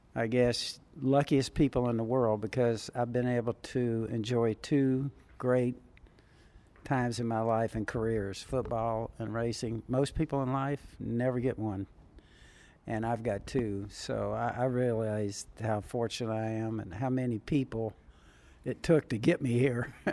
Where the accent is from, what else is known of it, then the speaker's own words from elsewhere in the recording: Southern California, United States; when I was a teenager growing up in Southern California.